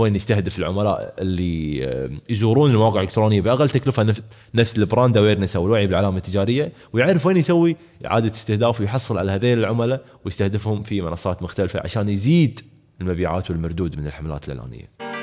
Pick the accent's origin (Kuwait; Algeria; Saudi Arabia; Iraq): Kuwait; احنا عندنا في الكويت